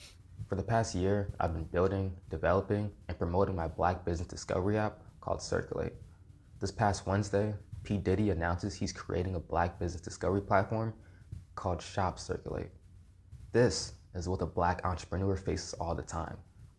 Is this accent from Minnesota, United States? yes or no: no; Newark, New Jersey, United States; I'm a kid from the South Ward of Newark, New Jersey.